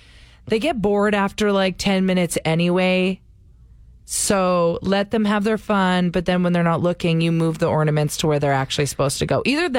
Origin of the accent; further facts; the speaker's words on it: Canada; we're Canadian.